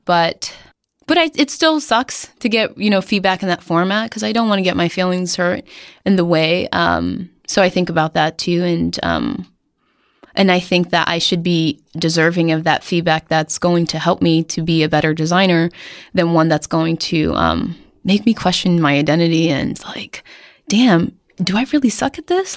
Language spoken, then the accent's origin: English; Somerville, Massachusetts, United States; I'm from Somerville, Massachusetts, um, which is now the coolest neighborhood in, um, Boston.